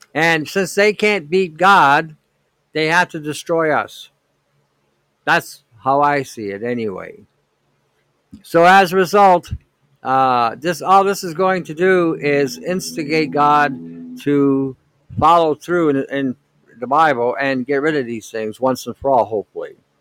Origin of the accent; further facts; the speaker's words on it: Detroit, Michigan, United States; I grew up in Detroit back in '67. We had the riots, the, the race riots in Detroit